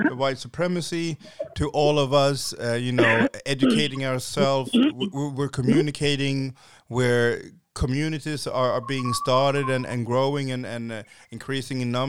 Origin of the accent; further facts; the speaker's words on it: Haiti; now in Sweden; I'm I'm from Haiti.